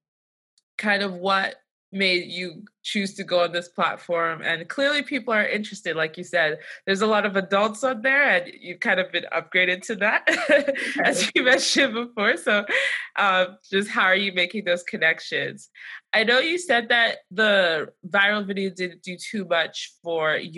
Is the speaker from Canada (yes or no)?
no; Nigeria; I'm Nigerian